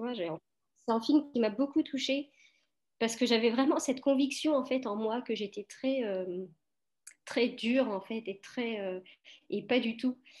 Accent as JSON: {"language": "French", "country": "France", "tie": "born or raised there", "also_born_or_lived": "Portugal", "said": "je suis née en France, Euh, je suis née en France, mais mes parents, euh, sont portugais tous les deux."}